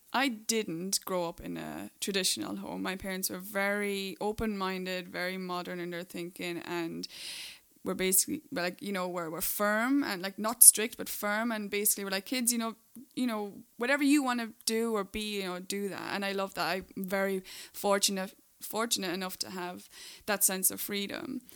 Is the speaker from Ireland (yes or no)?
yes; Ireland; moved away as an adult; also born or lived in Dubai; now in Los Angeles, United States; I'm the one with the accent. Uh, I'm Irish